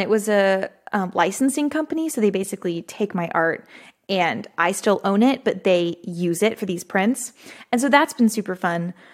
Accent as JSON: {"language": "English", "town": "Fredericksburg", "region": "Texas", "country": "United States", "tie": "born or raised there", "said": "Fredericksburg, which is my hometown"}